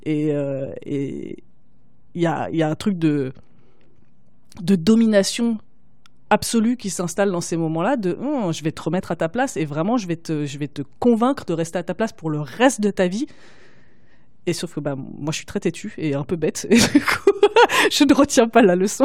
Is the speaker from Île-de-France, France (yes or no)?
yes; Paris, Île-de-France, France; j'ai pas pu faire ça en grandissant, surtout en grandissant à Paris